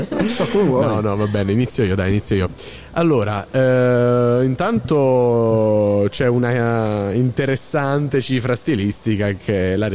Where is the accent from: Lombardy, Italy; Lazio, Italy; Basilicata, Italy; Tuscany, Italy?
Basilicata, Italy; io sono della Basilicata, sono due terre un po' dimenticate, un po' lasciate lì così